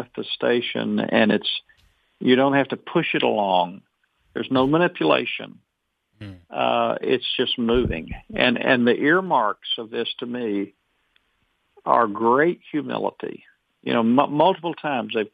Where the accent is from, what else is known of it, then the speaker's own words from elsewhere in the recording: Arkansas, United States; I'm from Arkansas. I drove 10 hours from Arkansas.